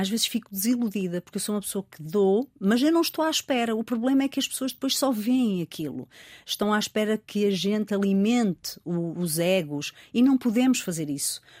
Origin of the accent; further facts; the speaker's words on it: Rio Tinto, Norte, Portugal; also born or lived in Porto; vivi em Rio Tinto